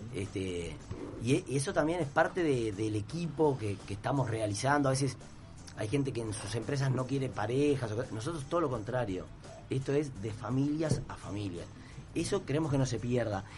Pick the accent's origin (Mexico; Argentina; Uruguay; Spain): Uruguay; Piriápolis, Maldonado; yo soy de Piriápolis